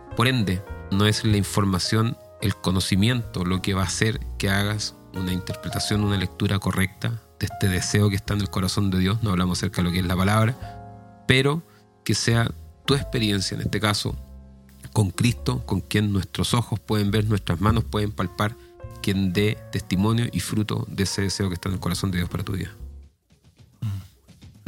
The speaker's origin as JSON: {"language": "Spanish", "country": "Chile", "said": "mi pueblo es Chile"}